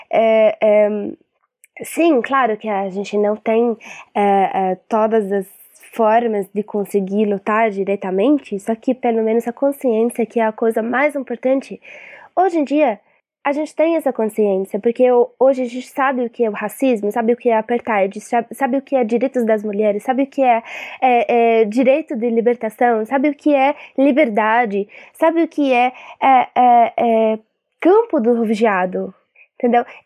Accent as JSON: {"language": "Portuguese", "country": "Palestine", "also_born_or_lived": "Syria", "second_language": "Portuguese", "moved": "yes", "lives_now": "Brazil", "said": "eu sou da Palestina, nascida da Síria, moro aqui no Brasil. Saí da Síria ilegalmente."}